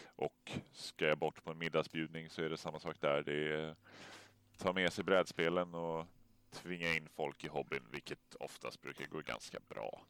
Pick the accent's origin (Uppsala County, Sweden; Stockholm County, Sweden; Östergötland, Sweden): Stockholm County, Sweden; Stockholm; moved away; Jag är ju född och uppvuxen i Vasastan